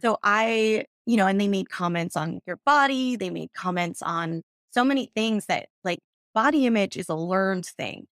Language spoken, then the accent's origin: English; New York City, New York, United States; I grew up in New York where I would go to Broadway auditions